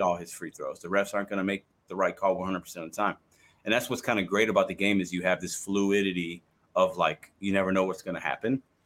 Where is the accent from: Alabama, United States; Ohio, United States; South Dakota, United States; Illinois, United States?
Illinois, United States; Chicago; now in Saint Louis, United States; I live in Saint Louis, but I'm a Cubs fan 'cause I was born and raised in Chicago.